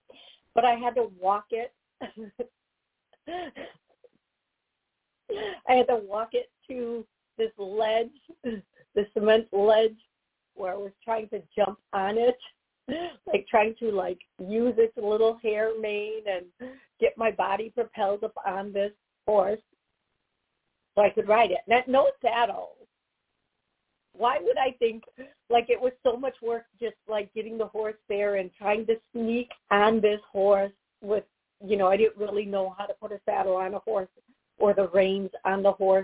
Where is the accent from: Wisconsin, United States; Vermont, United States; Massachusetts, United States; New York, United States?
Wisconsin, United States; moved away; back to where I was born, the city I was born in Wisconsin.